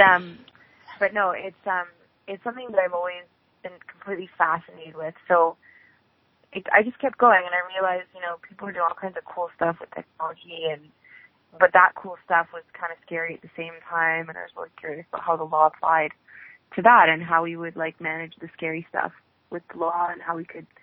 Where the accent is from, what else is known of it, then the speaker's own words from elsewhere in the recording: Ottawa, Ontario, Canada; am from Ottawa. I grew up here in a very small multicultural family